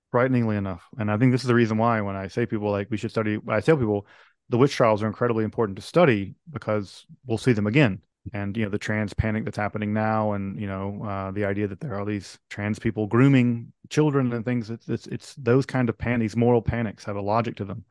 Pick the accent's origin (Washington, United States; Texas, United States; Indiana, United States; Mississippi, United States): Mississippi, United States; a fellow, uh, Mississippian, I'm from Mississippi